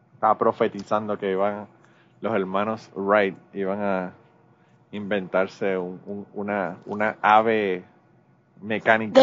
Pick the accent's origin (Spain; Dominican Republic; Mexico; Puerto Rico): Puerto Rico; Los boricuas podemos nosotros hablar mierda de Puerto Rico